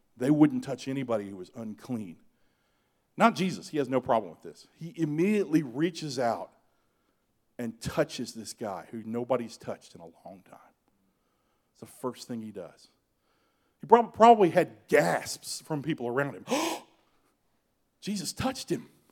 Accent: Georgia, United States; I grew up in Georgia.

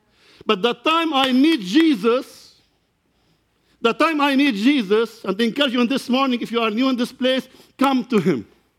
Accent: Lebanon; English is a second language; As you know, I come from Lebanon. I am pastoring Church of God in Lebanon and Syria.

